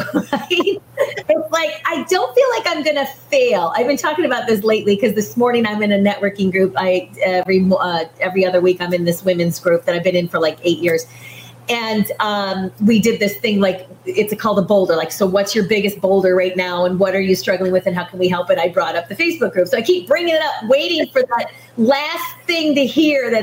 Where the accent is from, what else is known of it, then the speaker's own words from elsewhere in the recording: Michigan, United States; I was born and raised in Michigan. So I'm a Michigander